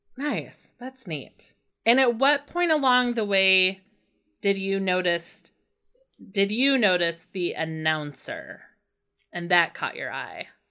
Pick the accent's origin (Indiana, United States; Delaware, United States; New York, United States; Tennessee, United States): Indiana, United States; growing up in Indiana